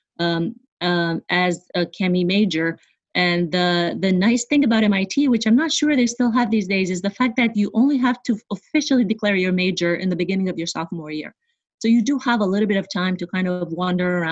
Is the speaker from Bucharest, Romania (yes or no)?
yes; Bucharest, Romania; moved away as an adult; now in New York, United States; So I was born and raised in Bucharest, Romania